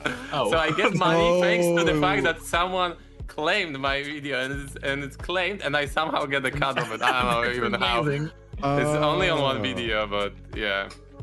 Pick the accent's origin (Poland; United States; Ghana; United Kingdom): Poland; I'm from Poland.